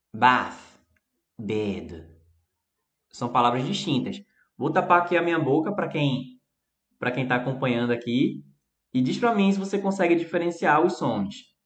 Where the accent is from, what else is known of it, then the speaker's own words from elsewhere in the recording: Recife, Pernambuco, Brazil; Eu falo de um jeito e eu sou aqui do Recife, que é eu poderia dizer extremo nordeste